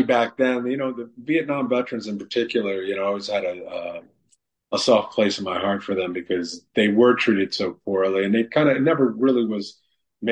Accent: New York City, New York, United States; when I grew up in New York City

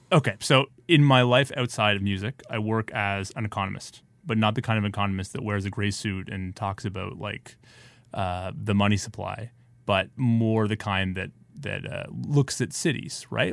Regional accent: Ottawa, Ontario, Canada; also born or lived in New York; now in Toronto, Canada; I'm from Ottawa

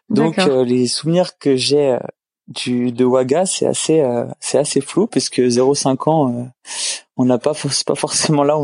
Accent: Île-de-France, France; now in Canada; Alors, euh, je suis d'origine française, la région parisienne, pour être précis.

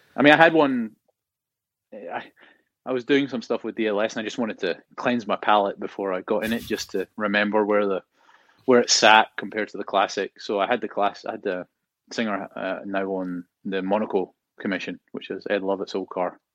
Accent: Scotland, United Kingdom; moved away; growing up in Scotland

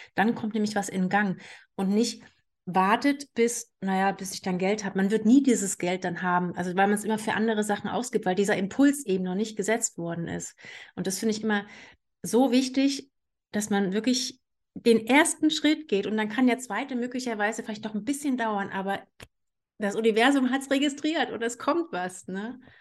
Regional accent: Saxony-Anhalt, Germany; also born or lived in Canary Islands; now in Saxony, Germany; ich bin ja gebürtig aus Sachsen-Anhalt

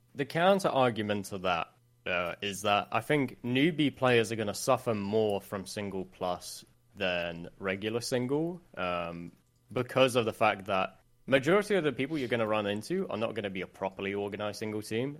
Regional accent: Sweden; English is a second language; a lot of people think I'm English when I'm not. So, I, I'm Swedish

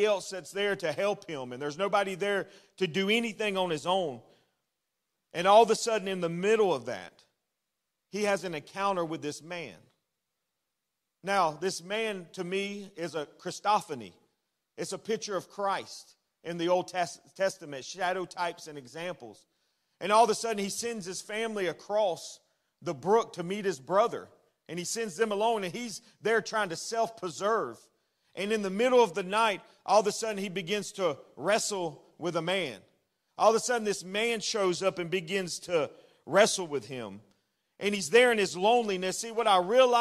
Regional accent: Florida, United States; I'm a native Floridian. That means I was born in Florida. I was raised in Florida

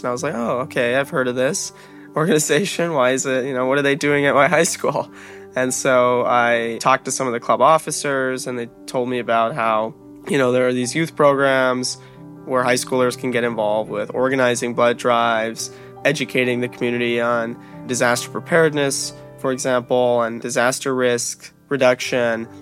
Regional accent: Long Beach, California, United States; I grew up in Long Beach, California

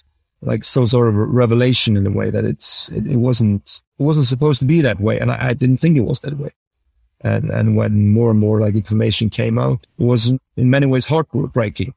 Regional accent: Norway; growing up in Norway

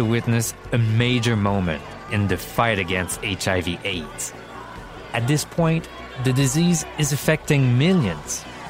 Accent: Quebec, Canada; Because I'm gay, and because I'm from Quebec. So yeah, this is my community, my province.

